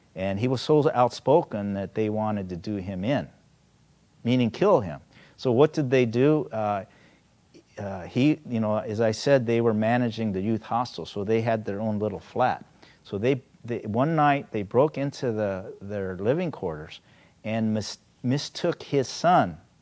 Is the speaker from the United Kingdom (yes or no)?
no; South Korea; now in United States; I'm Korean American, you know, originally from Korea